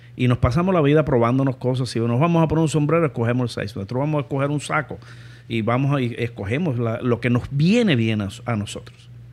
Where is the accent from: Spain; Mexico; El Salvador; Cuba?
Cuba; moved away as an adult; lo que le decimos los cubanos